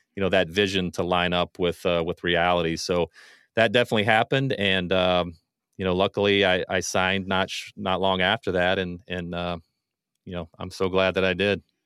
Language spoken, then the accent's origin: English; Ohio, United States; moved away as an adult; also born or lived in western Pennsylvania; now in Michigan, United States; I'm originally from Ohio, I, I've got some roots, some, uh, from really my younger days in Pennsylvania, that's where my fr-, parents are from, but I, for the most part, grew up in Ohio